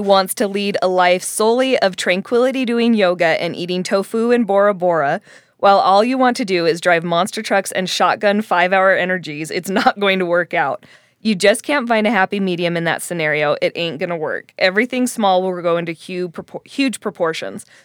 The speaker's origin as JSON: {"language": "English", "region": "Colorado", "country": "United States", "tie": "born or raised there", "moved": "yes", "lives_now": "Utah, United States", "said": "being in Utah and growing up in Colorado"}